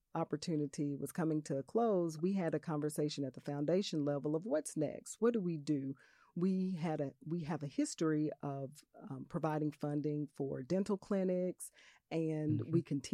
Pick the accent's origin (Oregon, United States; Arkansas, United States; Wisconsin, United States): Arkansas, United States; Little Rock; For my home state, for my way, home right? city. I am Arkansas yeah. and I am Little Rock.